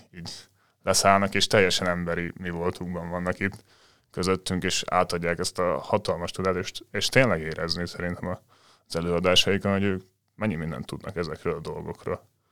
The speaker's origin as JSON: {"language": "Hungarian", "town": "Dunaújváros", "region": "Fejér", "country": "Hungary", "said": "Dunaújvárosban, ahonnan én származom"}